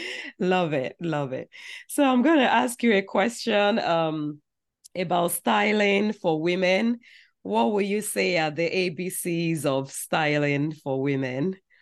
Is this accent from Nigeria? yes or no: yes; Nigeria; growing up in Nigeria